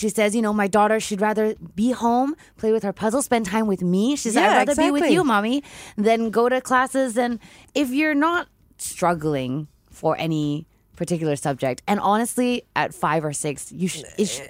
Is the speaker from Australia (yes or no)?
yes; Perth, Western Australia, Australia; now in Singapore; I grew up in Perth. We lived in, like, a big house